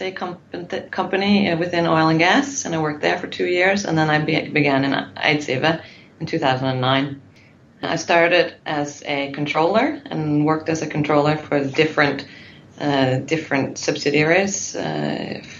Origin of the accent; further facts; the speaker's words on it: Newfoundland and Labrador, Canada; moved away as an adult; now in Norway; I'm from Newfoundland in Canada, and I've lived in Norway for 13 years, so my English is a little bit rusty.